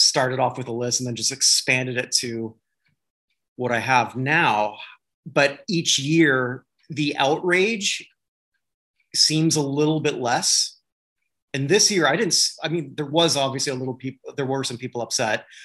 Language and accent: English; Canada; as a Canadian